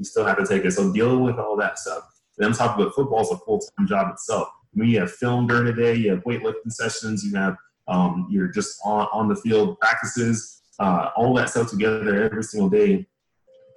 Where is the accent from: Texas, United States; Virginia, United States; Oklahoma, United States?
Texas, United States; Dallas; moved away; originally I'm from Dallas, Texas